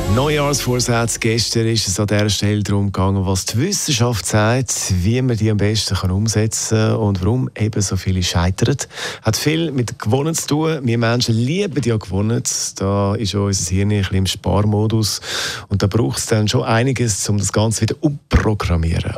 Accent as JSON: {"language": "German", "country": "Switzerland", "said": "wir in der Schweiz"}